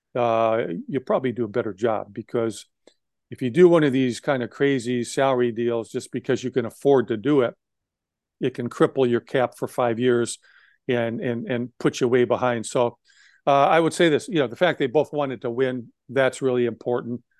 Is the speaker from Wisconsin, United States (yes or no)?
yes; Wisconsin, United States; I grew up in Wisconsin